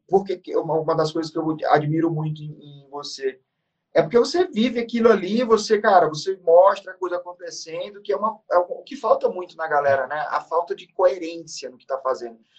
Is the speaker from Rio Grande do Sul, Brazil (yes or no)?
no; interior of Maranhão, Brazil; now in São Paulo, Brazil; eu sou do, eu sou do, do, Maranhão, interior do Maranhão. Hoje eu moro em São Paulo, mas eu sou nascido no Maranhão, uma cidade muito pequena.